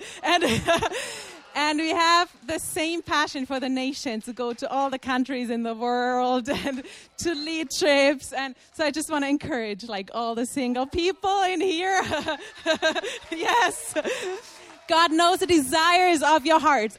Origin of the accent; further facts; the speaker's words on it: Germany; also born or lived in Brazil; I'm from Germany.